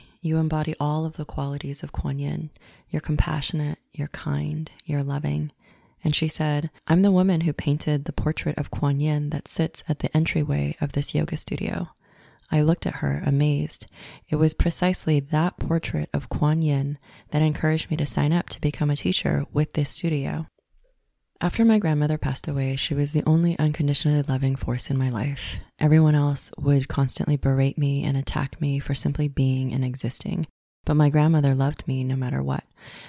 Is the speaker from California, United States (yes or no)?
yes; Los Angeles, California, United States; similar to the town that I grew up in West LA, where it was mostly Caucasian people.